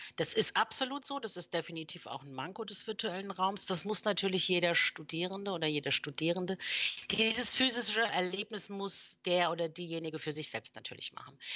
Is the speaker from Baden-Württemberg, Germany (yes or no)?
yes; near Mannheim, Baden-Württemberg, Germany; moved away as an adult; also born or lived in Mainz / Frankfurt / Switzerland / Berlin; Und dann hat es mich wieder in meine Heimat zurückverschlagen, nämlich hier in der Nähe von Mannheim